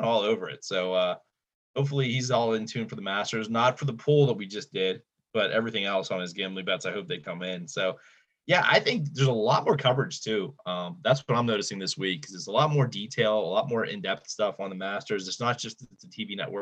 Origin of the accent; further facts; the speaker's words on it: Western and Central Pennsylvania, United States; we're from Western and Central PA.